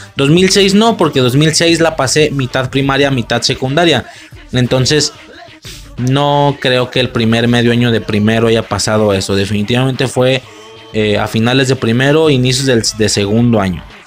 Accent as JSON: {"language": "Spanish", "country": "Mexico", "also_born_or_lived": "Spain", "moved": "yes"}